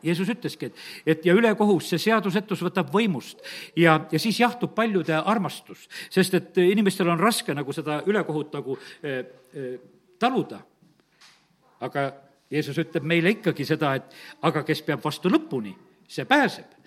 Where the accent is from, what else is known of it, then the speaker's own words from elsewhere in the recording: Estonia; ma olen eestlane